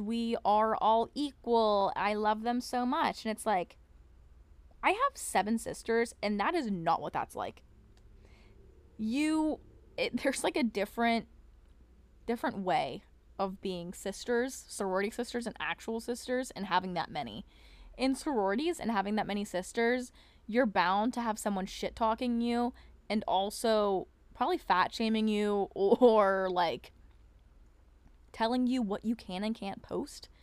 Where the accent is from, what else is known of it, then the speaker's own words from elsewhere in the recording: Pennsylvania, United States; my hometown, like, it, which is in, like, P